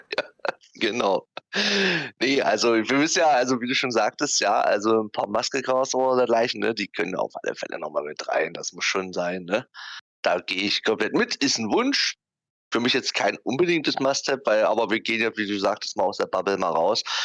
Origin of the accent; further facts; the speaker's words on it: the part of Germany where I come from, East Germany, Germany; aus dem Teil von Deutschland, wo ich herkomme